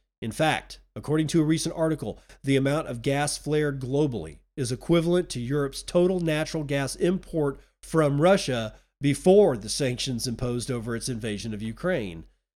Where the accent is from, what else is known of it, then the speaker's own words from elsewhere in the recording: India; now in United States; Growing up in India, I witnessed how a lack of energy impacted health, knowledge, and opportunity.